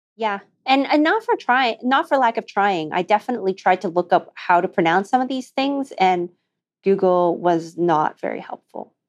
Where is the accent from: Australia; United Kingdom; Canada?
Canada; Alberta; we grew up in Alberta